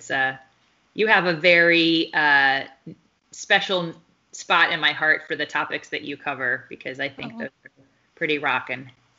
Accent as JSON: {"language": "English", "region": "Deep South", "country": "United States", "tie": "born or raised there", "said": "And then I was raised in the Deep South by two Yankees."}